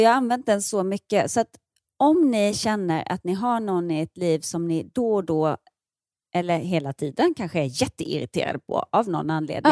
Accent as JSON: {"language": "Swedish", "town": "Ronneby", "region": "Blekinge", "country": "Sweden", "tie": "born or raised there", "moved": "as an adult", "said": "som vuxen, när jag flyttade från Ronneby"}